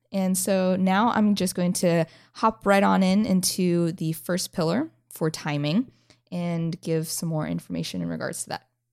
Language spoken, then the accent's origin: English; North Idaho, United States; moved away as an adult; now in North Carolina, United States; I originally came from North Idaho